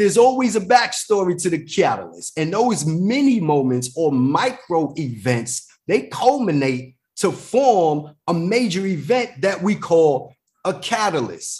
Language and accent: English; New York City, New York, United States; I'm from the Bronx, New York